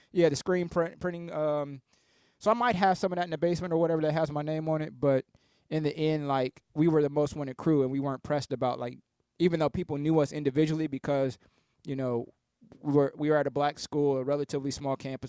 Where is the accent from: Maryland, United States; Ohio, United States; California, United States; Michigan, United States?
Ohio, United States; Columbus; also born or lived in Canton, Ohio; I grew up in Southeast Columbus